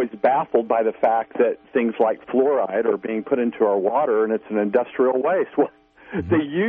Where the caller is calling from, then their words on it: Missouri, United States; from Missouri.